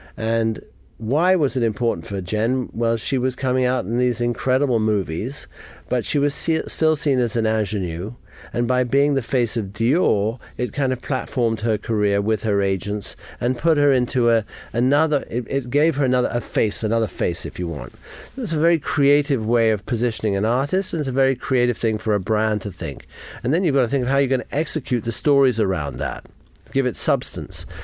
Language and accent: English; Jamaica; moved away; I grew up in Jamaica